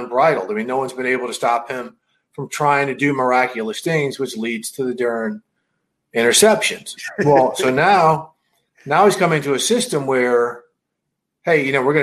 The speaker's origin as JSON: {"language": "English", "region": "Missouri", "country": "United States", "tie": "born or raised there", "said": "growing up in Missouri"}